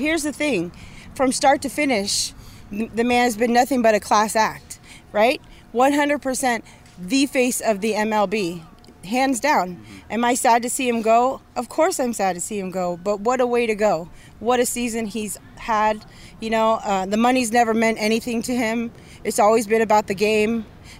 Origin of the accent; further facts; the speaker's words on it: San Bruno, California, United States; I'm from San Bruno, California.